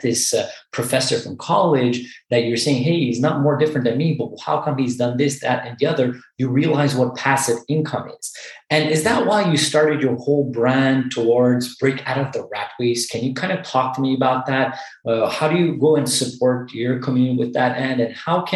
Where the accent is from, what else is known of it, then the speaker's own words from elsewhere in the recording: Montreal, Quebec, Canada; we're both from Montreal.